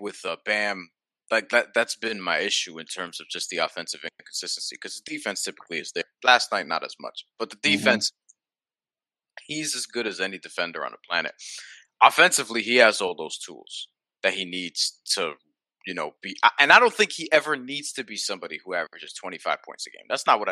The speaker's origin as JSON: {"language": "English", "town": "New York City", "region": "New York", "country": "United States", "said": "As a New Yorker"}